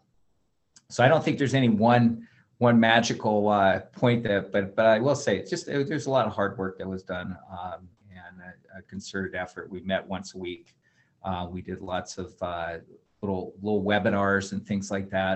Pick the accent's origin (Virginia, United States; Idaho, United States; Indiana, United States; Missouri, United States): Idaho, United States; Coeur d'Alene; moved away as an adult; also born or lived in Western Washington / Montana; now in Missoula, United States; I grew up over in Coeur d'Alene